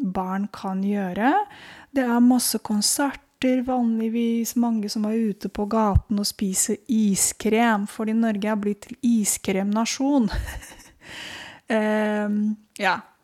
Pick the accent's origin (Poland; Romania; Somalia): Romania; now in Oslo, Norway; jeg er født i Romania